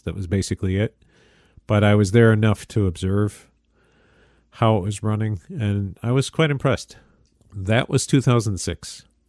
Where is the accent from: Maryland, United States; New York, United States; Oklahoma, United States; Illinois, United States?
New York, United States; Michael Arcuri's congressional district; Michael Arcuri's first campaign for, for the congressional seat in my hometown here